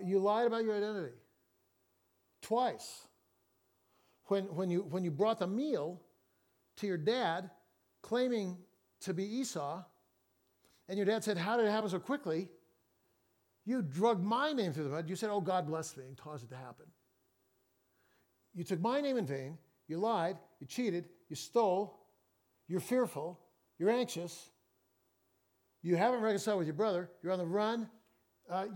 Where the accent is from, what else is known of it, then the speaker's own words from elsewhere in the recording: Fresno, California, United States; now in Seattle, United States; I grew up in Fresno